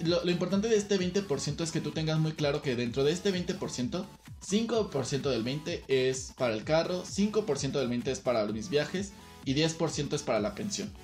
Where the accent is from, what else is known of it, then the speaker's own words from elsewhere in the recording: Querétaro, Mexico; moved away as an adult; now in Mexico City, Mexico; Yo nací, crecí, estudié aquí en la Ciudad de Querétaro